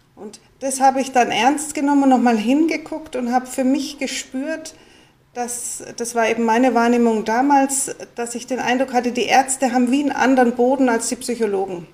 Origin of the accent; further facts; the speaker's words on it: Munich, Bavaria, Germany; ich bin eben in München aufgewachsen